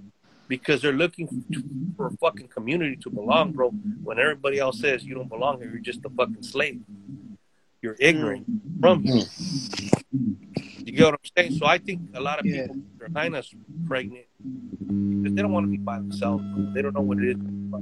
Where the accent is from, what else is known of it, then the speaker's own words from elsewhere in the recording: California, United States; also born or lived in North Carolina; We would tell people, yeah, we're from fucking California.